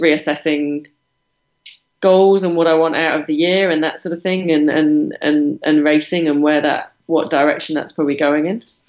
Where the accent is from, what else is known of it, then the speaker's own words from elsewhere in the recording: United Kingdom; moved away; I'm British